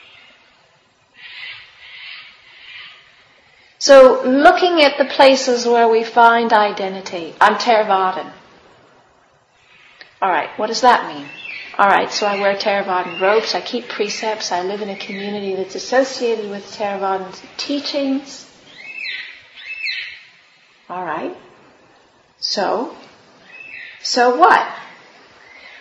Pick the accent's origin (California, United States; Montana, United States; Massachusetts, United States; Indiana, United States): California, United States; moved away; I'm from California